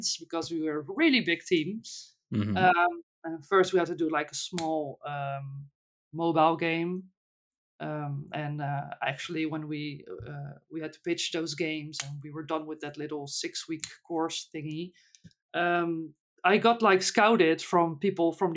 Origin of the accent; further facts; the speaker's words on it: Netherlands; first language Dutch; English is a second language; Dutch, English is not my native language